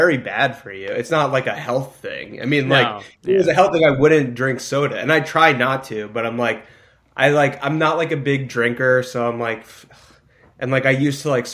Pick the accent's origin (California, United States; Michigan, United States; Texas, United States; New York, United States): New York, United States; Syosset; moved away as an adult; also born or lived in Los Angeles; I'm from Long Island, which is, like, a suburb of New York. It's, like, it's where, like, the Hamptons are. But Long Island's massive. It's way bigger than New York City. New York City is, like, tiny. And I grew up in a town called Syosset